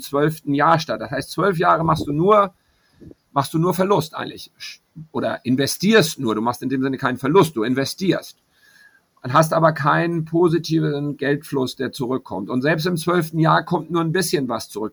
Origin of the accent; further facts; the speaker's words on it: Hamburg, Germany; moved away as an adult; now in Panama; in meiner Heimatstadt Hamburg, aber ich lebe hier